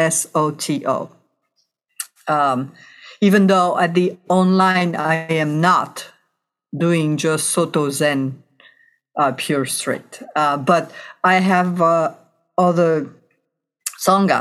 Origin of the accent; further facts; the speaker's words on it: west coast of France, France; moved away as an adult; also born or lived in Chicago, Illinois; now in California, United States; I was born and raised in France. And then when I was 23 years old, things did not work out for me in France, so I emigrated to the United States